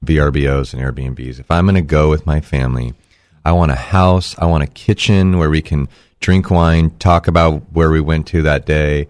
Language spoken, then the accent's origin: English; United States; I'm American. I can make money many different ways.